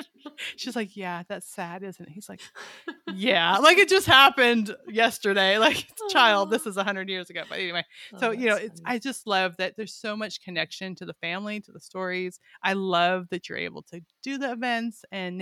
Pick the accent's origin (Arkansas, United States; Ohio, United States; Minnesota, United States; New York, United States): Arkansas, United States; And we're from Arkansas, but we're going to be there.